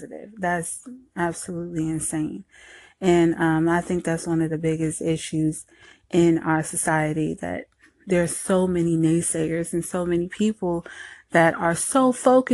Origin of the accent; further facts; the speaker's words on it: New Jersey, United States; now in Southern United States; I was born and raised in Jersey and later on moved to the South